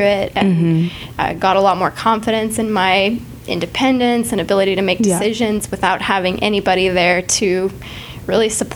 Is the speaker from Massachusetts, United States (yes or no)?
no; New Mexico, United States; moved away as an adult; now in Dallas, United States; I grew up in New Mexico